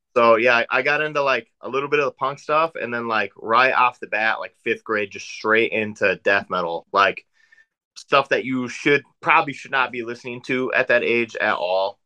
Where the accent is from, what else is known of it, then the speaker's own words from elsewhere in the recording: South Dakota, United States; moved away as an adult; also born or lived in Northwest Indiana; now in Indiana, United States; So I'm from South Dakota originally. Um, that's that's where I grew up. I lived there for 20, 21 years